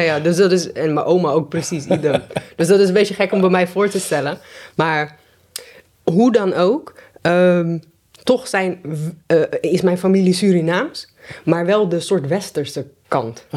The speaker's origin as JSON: {"language": "Dutch", "town": "Delft", "region": "South Holland", "country": "Netherlands", "tie": "born or raised there", "said": "ik ben geboren in Delft en ik ben eigenlijk altijd opgegroeid samen met mijn moeder"}